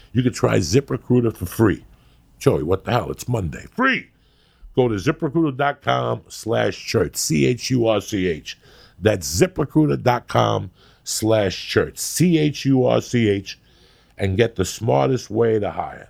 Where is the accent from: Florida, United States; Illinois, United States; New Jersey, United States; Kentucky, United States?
New Jersey, United States; I was raised in Jersey